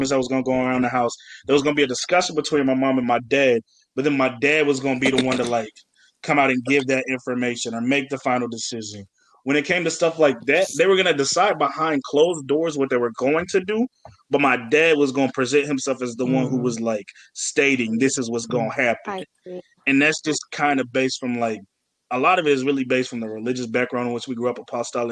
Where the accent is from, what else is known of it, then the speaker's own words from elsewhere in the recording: Virginia, United States; also born or lived in Atlanta, Georgia; I'm from Atlanta, Georgia. I grew up in a strict religious type household in the south of Virginia. Not the south of Virginia, but just Virginia